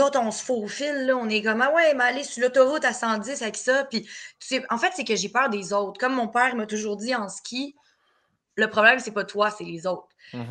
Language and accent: French; Terrebonne, Quebec, Canada; also born or lived in Laval; j'ai grandi à Terrebonne, j'ai été élevée à Terrebonne.